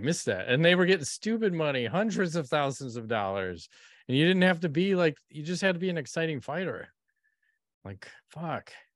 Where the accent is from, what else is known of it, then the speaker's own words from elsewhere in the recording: Chicago, Illinois, United States; We're from Chicago. I support the White Sox.